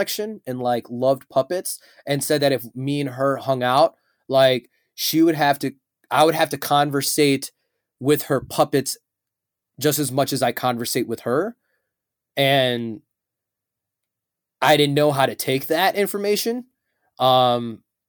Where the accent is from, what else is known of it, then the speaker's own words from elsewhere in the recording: Chicago, Illinois, United States; I am a showman and entertainment business owner, and I am from Chicago.